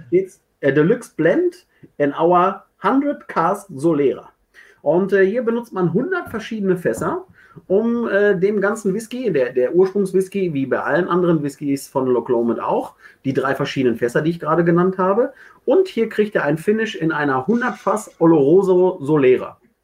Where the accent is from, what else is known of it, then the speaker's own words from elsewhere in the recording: Ruhr area, North Rhine-Westphalia, Germany; ich komme aus dem Ruhrgebiet